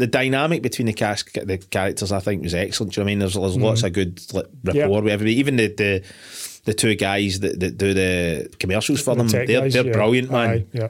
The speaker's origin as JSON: {"language": "English", "region": "Scotland", "country": "United Kingdom", "said": "I'm fucking Scottish"}